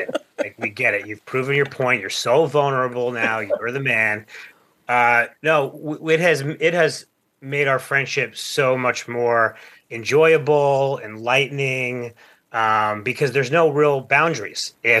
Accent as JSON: {"language": "English", "town": "Plainview", "region": "New York", "country": "United States", "said": "Yeah, so first of all, we're from Long Island, a town called Plainview."}